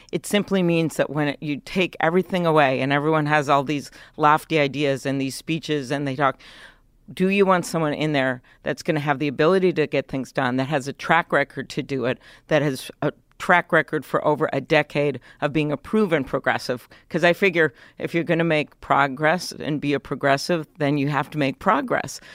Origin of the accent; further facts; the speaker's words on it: Midwest, United States; I am from the Midwest.